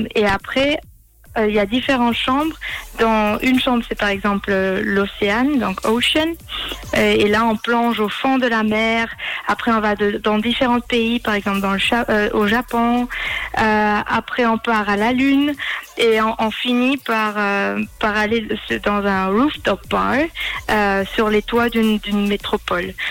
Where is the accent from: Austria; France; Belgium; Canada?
Austria; moved away as an adult; also born or lived in Switzerland / Côte d'Azur; j'ai grandi et je suis née en Autriche